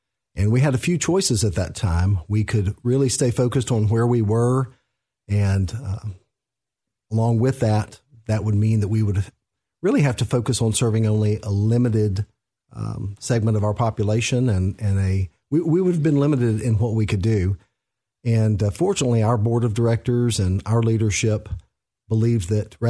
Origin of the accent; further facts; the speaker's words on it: Central Florida, United States; also born or lived in West Tennessee; now in Clarksville, Tennessee, United States; grew up in Central Florida